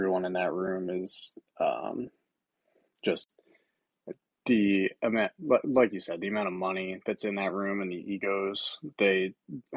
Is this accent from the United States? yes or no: yes; New Jersey, United States; I'm from Jersey